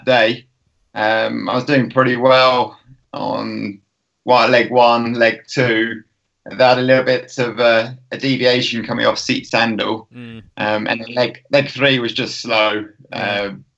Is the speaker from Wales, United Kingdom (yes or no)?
no; Tring, East of England, United Kingdom; moved away as an adult; now in Lake District, United Kingdom; I grew up in Tring